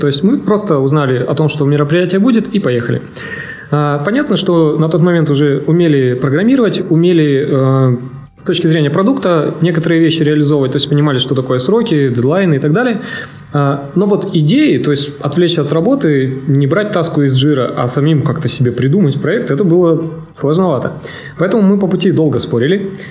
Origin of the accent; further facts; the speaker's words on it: Siberia, Russia; я вообще из Сибири